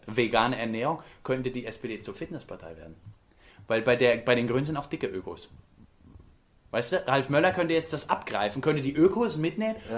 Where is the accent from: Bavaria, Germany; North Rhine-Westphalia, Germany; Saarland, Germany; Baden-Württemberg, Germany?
Bavaria, Germany; wir kommen beide aus Bayern